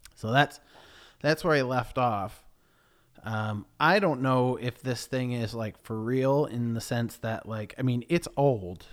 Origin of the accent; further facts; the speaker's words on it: Sydenham, New York, United States; moved away as an adult; now in Sydenham, United Kingdom; And I grew up in a town called Sidham, New York